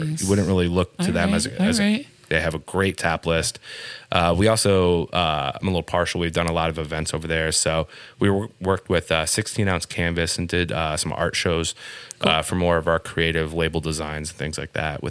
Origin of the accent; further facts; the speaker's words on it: New Jersey, United States; now in Connecticut, United States; I grew up in New Jersey, so pizza has been a very big topic for me. Half my life, I've been used to New Jersey, New York pizza, and then now I have Connecticut pizza.